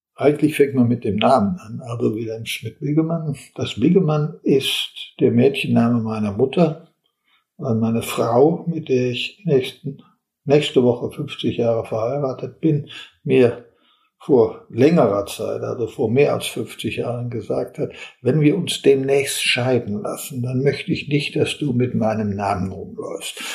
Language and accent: German; Olpe, North Rhine-Westphalia, Germany; moved away as an adult; also born or lived in Bochum; Bochum nah bei meinem Heimatort Olpe in Westfalen war, wo ich äh, herkomme.